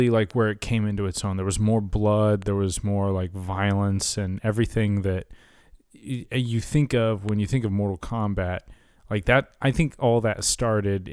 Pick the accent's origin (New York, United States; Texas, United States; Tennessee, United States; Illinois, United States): Texas, United States; Irving; also born or lived in Los Angeles; in Irving, which is actually you and my original hometown